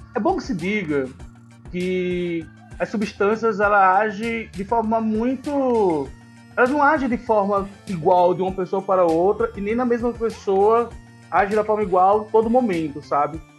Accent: Northeast Region, Brazil; now in São Paulo, Brazil; Eu sou nordestino

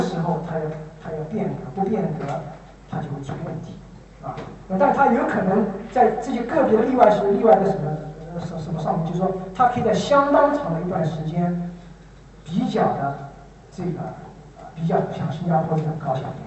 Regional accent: China; 我是中国人，我在中国吃了多了，用了多年的饭碗

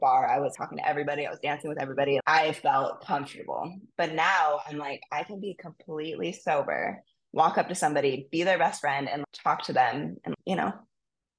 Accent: Maui, Hawaii, United States; I'm from Maui and I grew up here

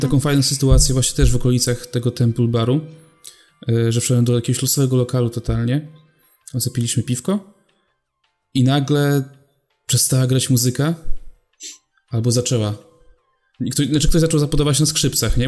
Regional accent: Poland; my tu jesteśmy z Polski

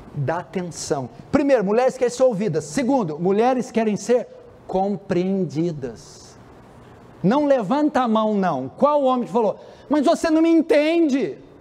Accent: São Paulo, Brazil; vim de São Paulo

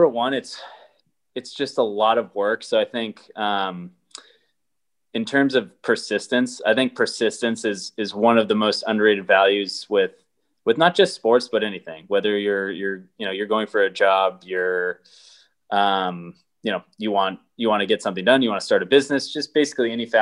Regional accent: Boston, Massachusetts, United States; I grew up in Boston

